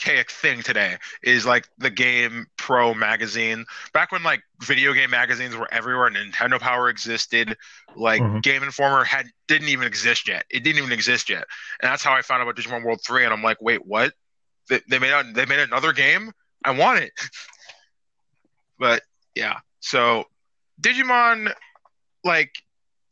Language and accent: English; United States; we're American fans.